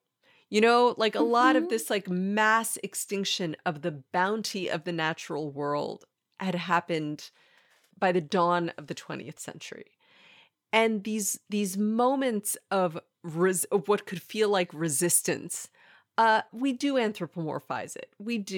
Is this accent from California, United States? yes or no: yes; San Diego, California, United States; we grew up in San Diego